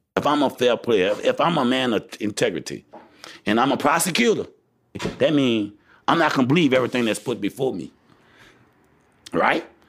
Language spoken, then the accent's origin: English; United States; as American people